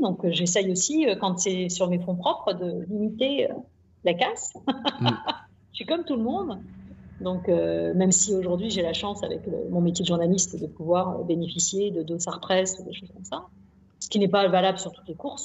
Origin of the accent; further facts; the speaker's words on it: Nantes, Pays de la Loire, France; je suis né à Nantes